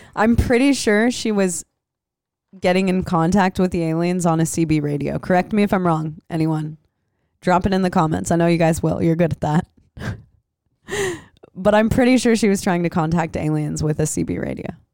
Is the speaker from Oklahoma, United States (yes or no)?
no; Des Moines, Iowa, United States; also born or lived in Los Angeles; now in Santa Cruz, United States; I grew up in Des Moines